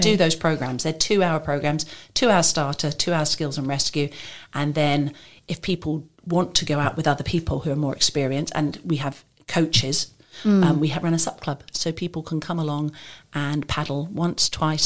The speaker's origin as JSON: {"language": "English", "region": "England", "country": "United Kingdom", "also_born_or_lived": "different countries", "moved": "yes", "lives_now": "Maidenhead, United Kingdom", "said": "I came to Maidenhead about 12 years ago. I'm originally from England, but I've lived in different countries."}